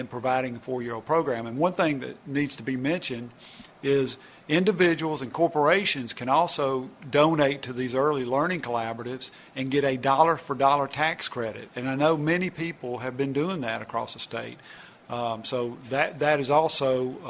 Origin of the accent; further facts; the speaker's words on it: Oxford, Mississippi, United States; Oxford, my hometown